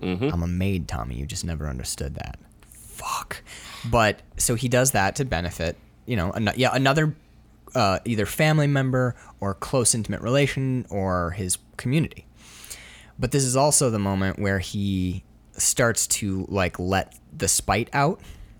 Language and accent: English; New York City, New York, United States; which is like, I grew up in Harlem, man.